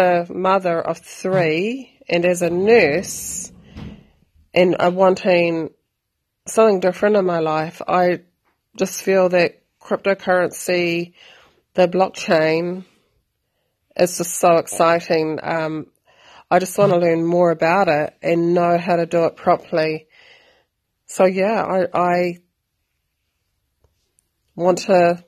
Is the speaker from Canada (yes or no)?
no; New Zealand; I am from New Zealand.